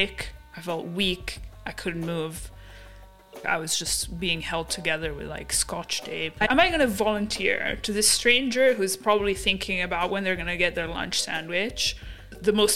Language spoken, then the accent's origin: English; Milan, Lombardy, Italy; moved away; also born or lived in London; I grew up in Italy. I was born and raised in Italy, in Milan specifically.